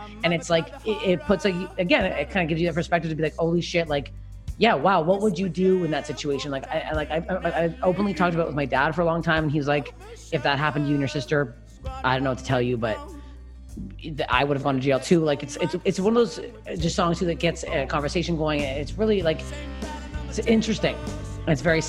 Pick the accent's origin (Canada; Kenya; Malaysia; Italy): Canada; as a Canadian